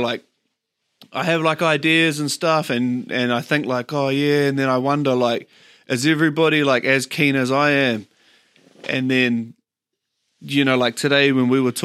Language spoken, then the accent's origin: English; Auckland, New Zealand; also born or lived in Papakura / Kerikeri; I grew up in Beachlands, went to Beachlands Primary, ended up going to Hark Intermediate